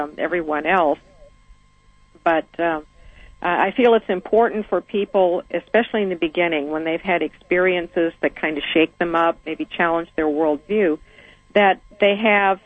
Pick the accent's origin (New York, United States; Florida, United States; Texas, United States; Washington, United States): Washington, United States; Seattle; I grew up in Seattle, almost as an only child